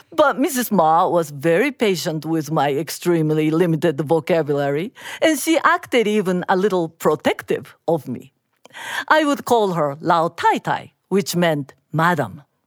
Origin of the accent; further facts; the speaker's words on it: Japan; I am Japanese